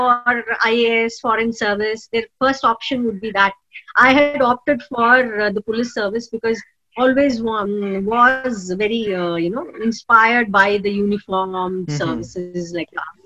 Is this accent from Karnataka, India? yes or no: yes; Karnataka, India; moved away; also born or lived in Shimoga / Mysore / Bangalore; I'm originally from Karnataka. I was born in this district called Shimoga